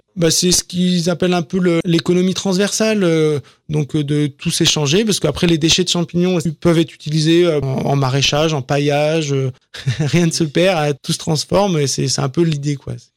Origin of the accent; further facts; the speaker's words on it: Ardèche, Auvergne-Rhône-Alpes, France; also born or lived in Grigny / Lyon; now in Villechenève, France; je suis originaire d'Ardèche